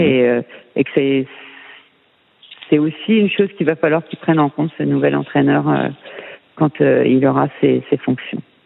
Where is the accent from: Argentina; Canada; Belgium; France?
France; moved away as an adult; je suis française.